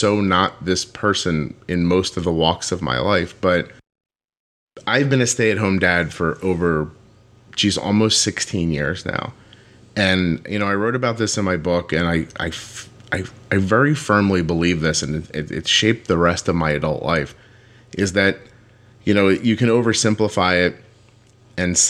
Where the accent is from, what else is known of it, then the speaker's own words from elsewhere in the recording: right outside of Philadelphia, Pennsylvania, United States; I grew up right outside of Philadelphia in the northeast